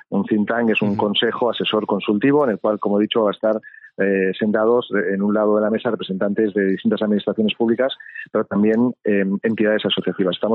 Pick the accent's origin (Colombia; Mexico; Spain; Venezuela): Spain; no pero es que yo soy español y yo no yo vengo yo estoy y vivo en un país en el cual se defiende la propiedad intelectual